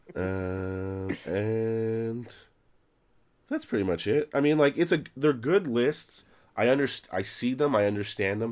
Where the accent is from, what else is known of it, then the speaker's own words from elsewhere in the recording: Canada; now in Toronto, Canada; I'm a Canadian, yes.